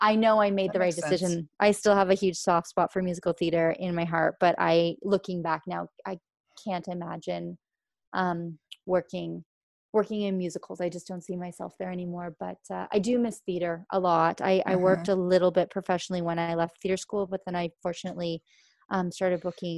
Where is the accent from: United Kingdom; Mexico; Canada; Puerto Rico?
Canada; just outside Toronto, Ontario; I grew up just outside the city.